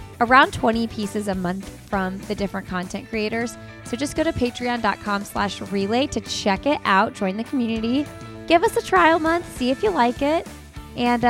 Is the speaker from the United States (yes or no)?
yes; Bloomington, Indiana, United States; moved away as an adult; now in Raleigh, United States; born and raised in Bloomington, went to IU